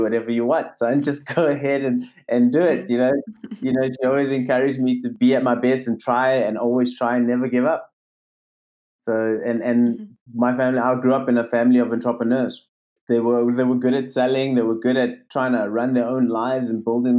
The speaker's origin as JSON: {"language": "English", "country": "South Africa", "tie": "born or raised there", "said": "I grew up in South Africa."}